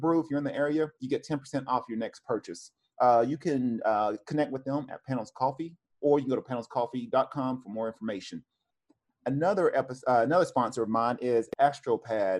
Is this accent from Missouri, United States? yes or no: no; Cleveland, Tennessee, United States; now in Oceanside, United States; I'm originally from Cleveland